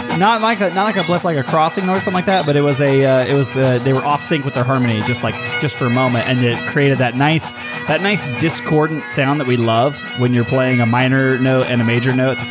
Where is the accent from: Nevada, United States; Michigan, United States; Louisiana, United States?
Nevada, United States; Las Vegas; Because I'm from Vegas, dude.